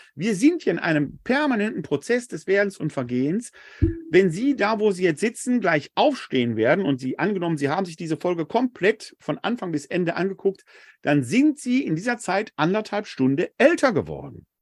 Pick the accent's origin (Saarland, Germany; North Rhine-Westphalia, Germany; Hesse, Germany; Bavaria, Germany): North Rhine-Westphalia, Germany; Essen; Ich bin in der Sichtweite der Kruppschen Hochöfen groß geworden in Essen-Altendorf